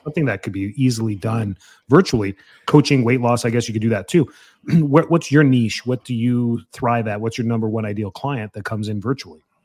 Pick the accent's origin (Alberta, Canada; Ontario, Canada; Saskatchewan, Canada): Alberta, Canada; Calgary; my hometown up in Calgary, Canada